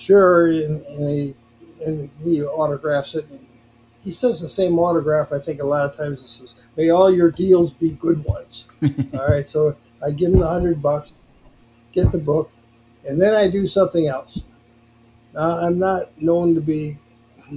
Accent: Grand Rapids, Michigan, United States; moved away as an adult; now in Las Vegas, United States; I still live in Grand Rapids, Michigan, my hometown

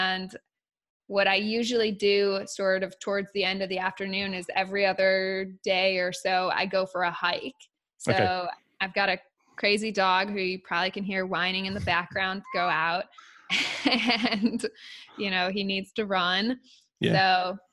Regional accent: United States; I'm American

